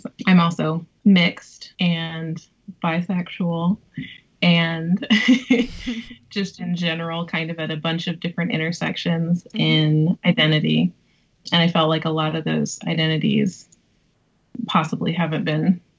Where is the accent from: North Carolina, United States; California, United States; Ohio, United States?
North Carolina, United States; moved away; also born or lived in Kansas; In the South. I'm from North Carolina, and I was raised by a single mom